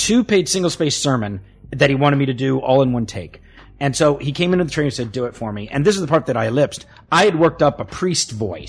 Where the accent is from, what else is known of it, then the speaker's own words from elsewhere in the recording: the South, United States; accent: Southern; If I've had two drinks, my southern accent will come back out a little bit.